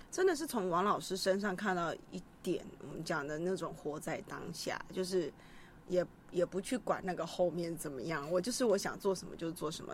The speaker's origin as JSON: {"language": "Chinese", "region": "Kaohsiung", "country": "Taiwan", "tie": "born or raised there", "said": "我们学校就七贤国中，不，不，七贤国小，高雄的嗯。七贤国小"}